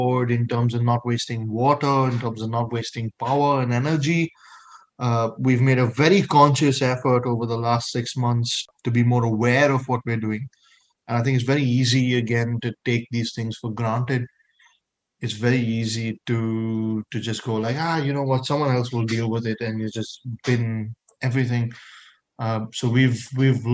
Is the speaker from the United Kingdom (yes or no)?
no; India; moved away as an adult; I'm an Indian citizen that's been here for 5 years